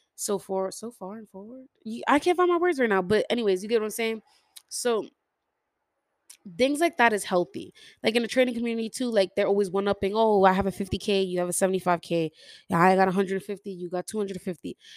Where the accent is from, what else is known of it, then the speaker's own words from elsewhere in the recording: New York City, New York, United States; I'm from New York City